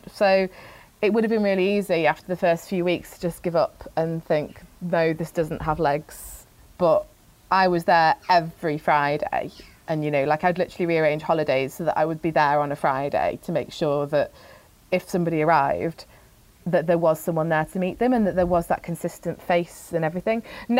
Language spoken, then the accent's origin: English; Philippines; born there; My second fact is that I was born in the Philippines.